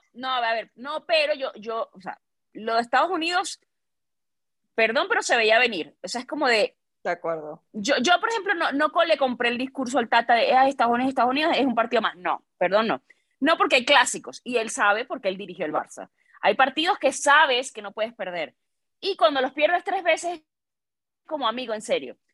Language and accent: Spanish; Venezuela; now in Mexico; también soy venezolana